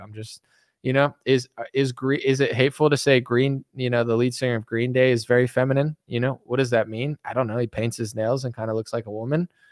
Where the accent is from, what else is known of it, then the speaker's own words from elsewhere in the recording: United States; I'm an American.